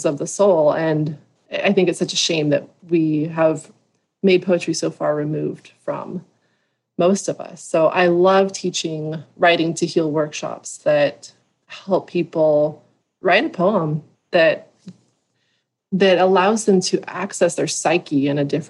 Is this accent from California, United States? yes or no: yes; Southern California, United States; I grew up in Southern California